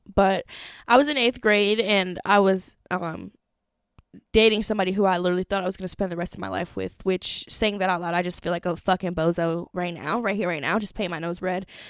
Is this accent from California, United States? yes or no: no; Madison, Wisconsin, United States; I grew up in Wisconsin